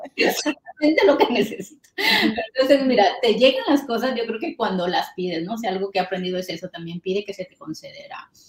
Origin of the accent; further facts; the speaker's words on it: Mexico; moved away; yo soy mexicana